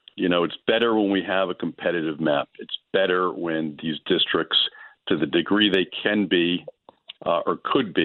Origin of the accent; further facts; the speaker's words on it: Monmouth County, New Jersey, United States; my hometown senators